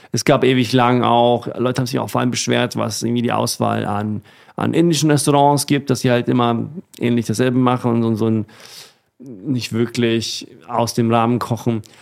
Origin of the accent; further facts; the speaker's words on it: Sweden; Und die kommen beide aus meiner Heimat, aus Schweden.